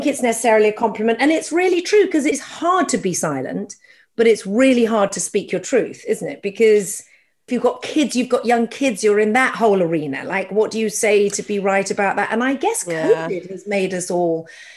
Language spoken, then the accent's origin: English; United Kingdom; as a Brit